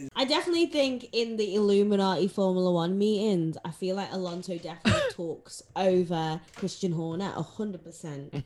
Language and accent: English; Zimbabwe; I grew I, I grew up in Zim Zimbabwe